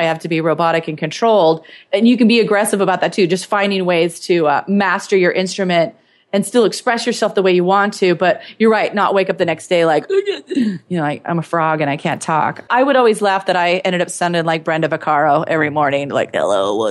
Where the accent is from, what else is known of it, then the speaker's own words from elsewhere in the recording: Eastern Washington State, United States; moved away; I was from Eastern Washington State.